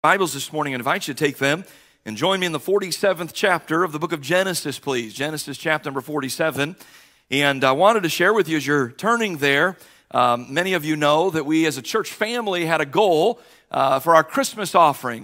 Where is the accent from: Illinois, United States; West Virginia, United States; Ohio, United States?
Ohio, United States; Cleveland; also born or lived in Parma Heights, Ohio; I was born at the Fairview General Hospital here on Cleveland's west side